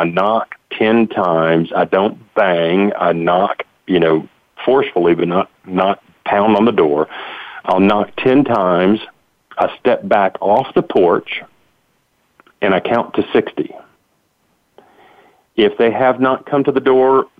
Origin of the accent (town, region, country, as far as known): Tennessee, United States; born or raised there